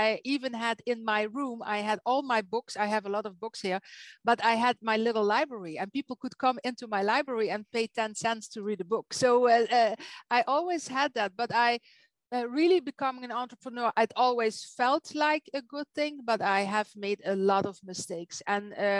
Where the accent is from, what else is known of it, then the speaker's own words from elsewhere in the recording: Netherlands; English is a second language; now in Belgium; I'm not an English-speaking native. I'm from Holland. I live in Belgium.